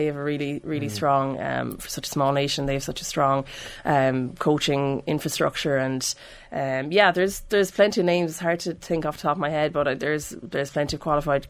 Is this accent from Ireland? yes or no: yes; Ireland